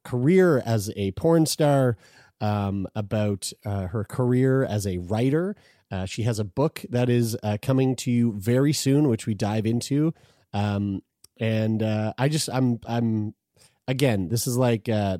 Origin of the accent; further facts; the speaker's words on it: Lower Sackville, Nova Scotia, Canada; a local video store in my hometown called Excitement Video, spelled with an X